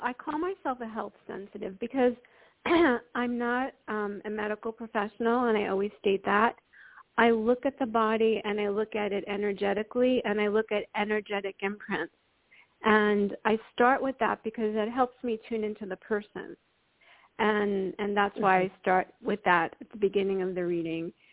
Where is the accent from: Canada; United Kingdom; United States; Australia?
United States; New York; I grew up in New York